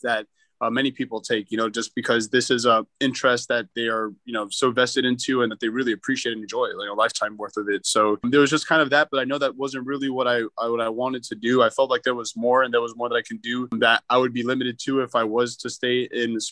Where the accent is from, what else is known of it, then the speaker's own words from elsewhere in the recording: Miami, Florida, United States; also born or lived in Arkansas; I was born and raised in Miami